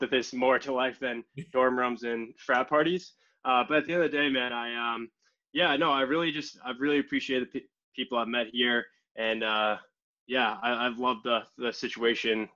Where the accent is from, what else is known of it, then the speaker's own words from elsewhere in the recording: Hingham, Massachusetts, United States; grew up in Hingham, Massachusetts my entire life, uh, like 25 minutes south of Boston